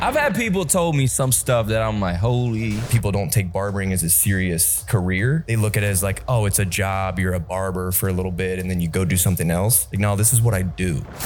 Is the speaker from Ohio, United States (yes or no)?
yes; Pataskala, Ohio, United States; I'm from Pataskala